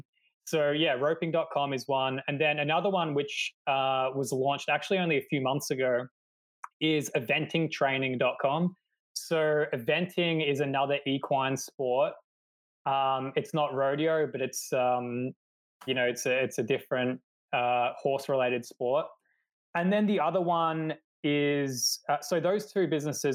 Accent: Australia; moved away as an adult; now in Poland; I'm actually from Australia

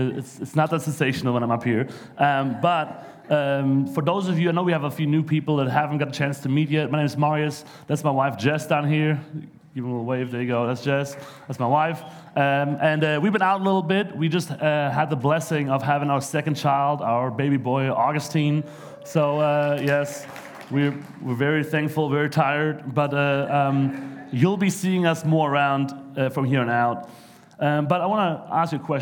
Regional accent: Germany; English is a second language; moved away as an adult; also born or lived in New York; now in United States; I'm not from around here. I'm actually from Germany, so I know I sound a little funny at times

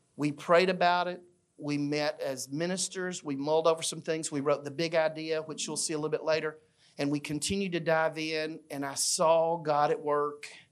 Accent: Fayette, Alabama, United States; I grew up in a small town in Alabama named Fayette

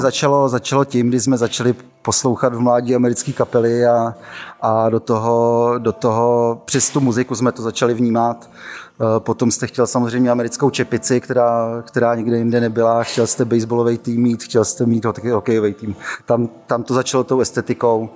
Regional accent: Moravia, Czechia; odkud já pocházím z, z Moravy

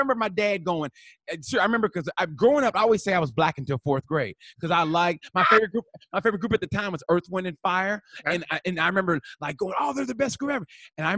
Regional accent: Oklahoma, United States; I grew up in Oklahoma.

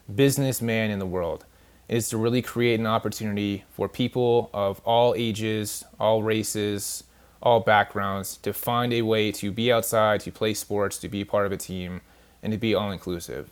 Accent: California, United States; moved away; I'm actually from California originally.

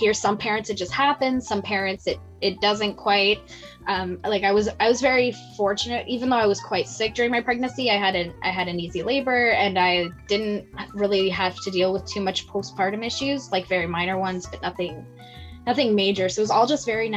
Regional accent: Ontario, Canada; moved away as an adult; also born or lived in Nova Scotia; now in Texas, United States; I'm from Ontario

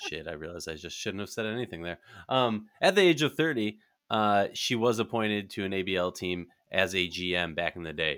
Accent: Minnesota, United States; in Minnesota, my, uh, my hometown, where, where I'm from

